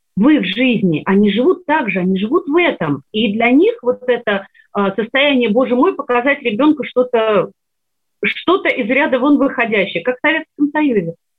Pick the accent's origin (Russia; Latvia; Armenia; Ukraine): Ukraine; Sevastopol, Crimea; moved away; Я выросла в Севастополе, в городе русской славы